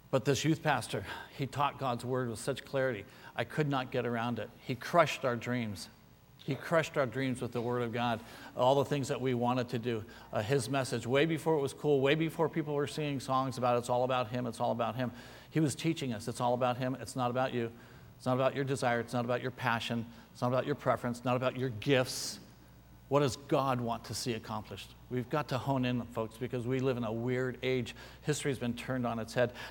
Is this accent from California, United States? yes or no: yes; San Francisco, California, United States; born there; my dad was in the Navy. I was born in San Francisco.